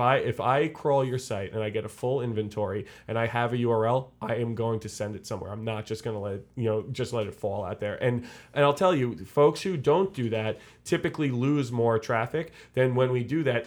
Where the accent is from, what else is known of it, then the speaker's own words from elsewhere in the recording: Long Island, New York, United States; I'm from Long Island